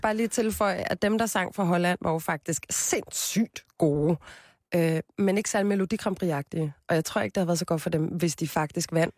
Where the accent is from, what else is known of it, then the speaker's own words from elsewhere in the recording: Copenhagen, Capital Region of Denmark, Denmark; jeg er fra Christianshavn. Født og opvokset